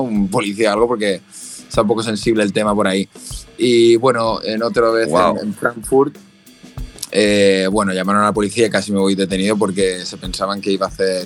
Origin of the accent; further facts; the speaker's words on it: Valencia, Valencian Community, Spain; yo soy de Valencia